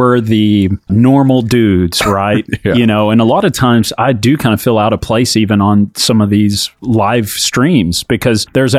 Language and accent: English; Texas, United States; we are from Texas.